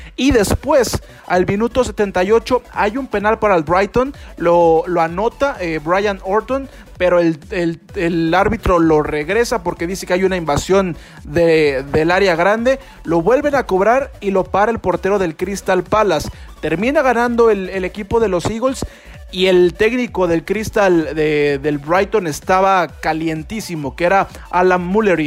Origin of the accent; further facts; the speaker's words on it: Mexico; now in Guadalajara, Mexico; para los que somos de México y estamos aquí en Guadalajara